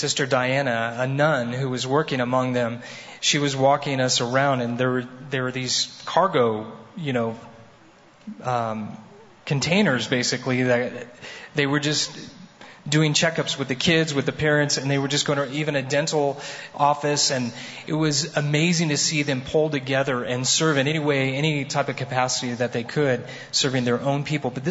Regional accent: United States; I'm from America

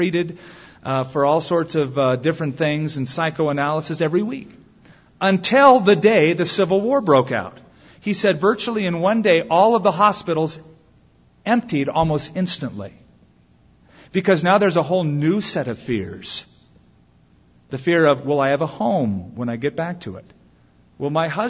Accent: United States; I'm an American

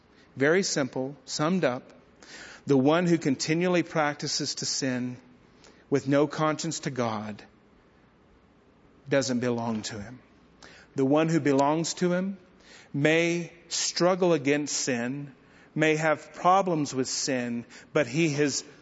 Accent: Bledsoe, Texas, United States; my hometown of Bledsoe, Texas

